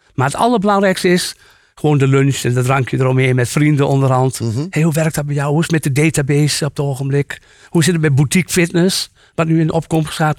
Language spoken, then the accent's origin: Dutch; Achterhoek, Gelderland, Netherlands; ik kom uit de Achterhoek